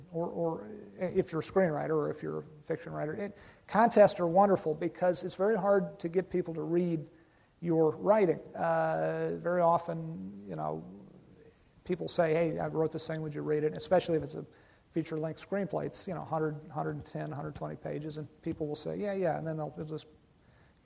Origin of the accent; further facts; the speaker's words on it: Virginia, United States; moved away; my home state of Virginia